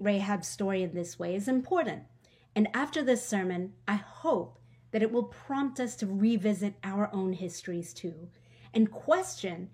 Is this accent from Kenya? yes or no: no; Hong Kong; I was born in Hong Kong and it felt like home to me